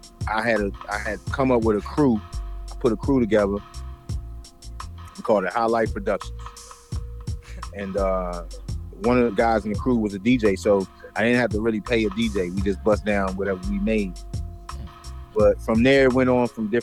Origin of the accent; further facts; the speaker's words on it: Detroit, Michigan, United States; I was born in Detroit, Michigan.